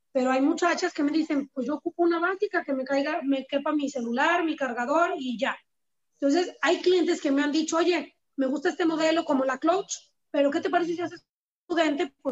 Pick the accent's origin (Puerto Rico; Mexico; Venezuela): Mexico; San Julián, Jalisco; yo soy de San Julián, Jalisco, y en San Julián pues la mayoría son ganaderos.